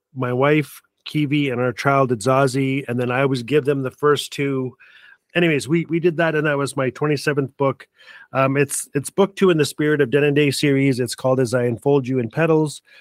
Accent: Fort Smith, Northwest Territories, Canada; Fort Smith, Northwest Territory is my hometown

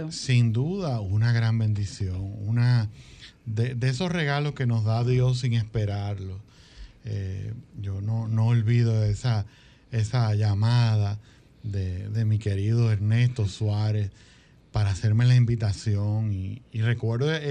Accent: Santo Domingo, Distrito Nacional, Dominican Republic; yo nací en Santo

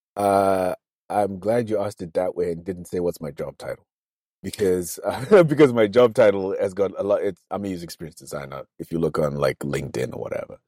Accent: Zimbabwe; accent: nasal accent (Nose Brigade); I was in my home country

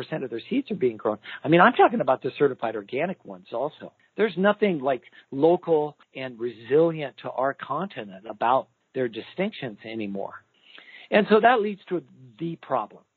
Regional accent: Idaho, United States; I grew up in Idaho

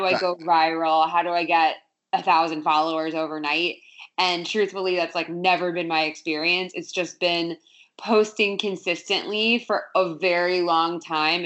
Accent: South Florida, United States; moved away; I grew up in South Florida, beach town.

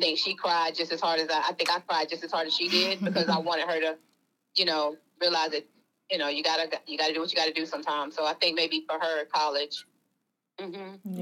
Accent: New York, United States; I'm from New York

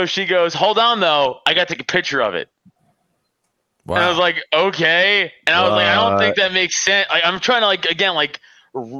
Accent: New York City, New York, United States; moved away as an adult; now in Pennsylvania, United States; I live in PA now, but you know, I'm from Staten Island.

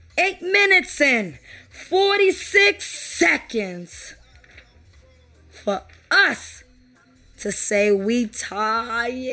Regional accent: New York City, New York, United States; I'm from New York, Brooklyn

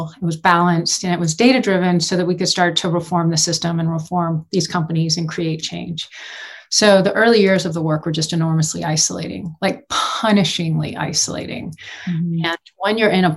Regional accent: Houston, Texas, United States; moved away as an adult; now in Boulder, United States; I grew up in Houston

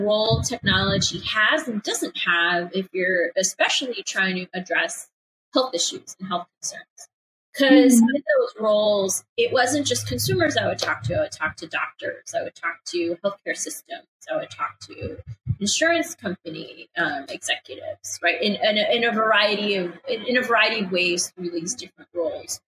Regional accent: Chicago, Illinois, United States; moved away; also born or lived in upstate New York; I grew up in Chicago, right? Like I'm a Midwesterner

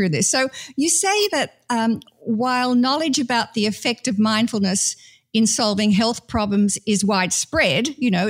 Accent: Australia; I come from Australia, British heritage

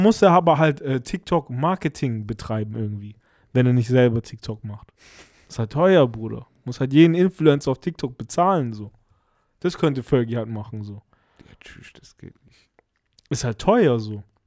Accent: Germany; hier bei uns in Deutschland

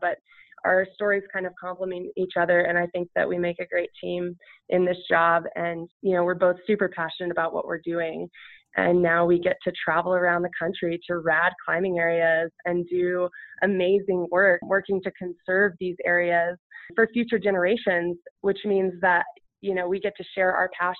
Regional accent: Colorado, United States; as a child growing up in Colorado.

